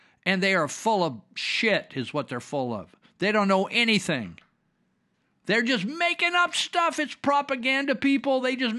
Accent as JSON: {"language": "English", "town": "Los Angeles", "region": "California", "country": "United States", "tie": "born or raised there", "said": "As a black kid and wannabe thug growing up in Los Angeles, I knew some great Asian people."}